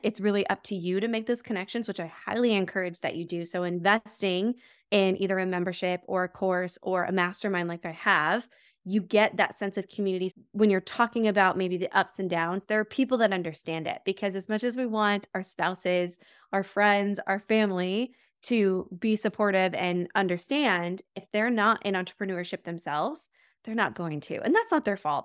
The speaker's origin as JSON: {"language": "English", "region": "New Mexico", "country": "United States", "moved": "as an adult", "lives_now": "Milwaukee, United States", "said": "I'm originally from New Mexico, moving out to the Midwest."}